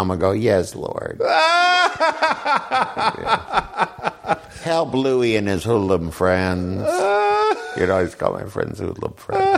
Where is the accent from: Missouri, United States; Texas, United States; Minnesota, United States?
Minnesota, United States; moved away; I'm from Minnesota